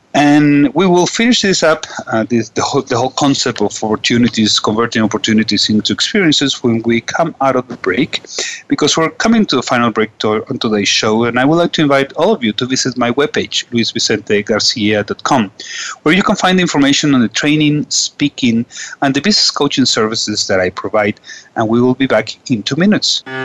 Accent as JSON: {"language": "English", "country": "Venezuela", "said": "also from Venezuela"}